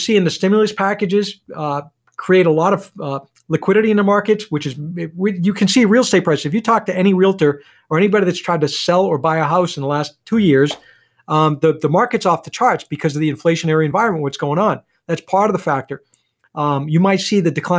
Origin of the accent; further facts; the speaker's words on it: Rumford, Maine, United States; also born or lived in Lewiston, Maine; I'm from Rumford originally, so I've got a lot of clients that are coming through that want to do business with somebody from the hometown